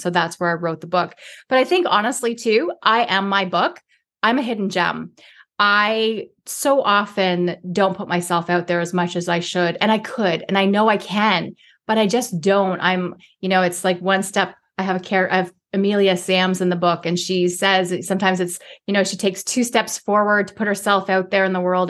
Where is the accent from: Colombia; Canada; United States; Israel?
Canada; Toronto, Ontario; Where I grew up in Toronto, in inner city Toronto, before being in downtown was really super cool.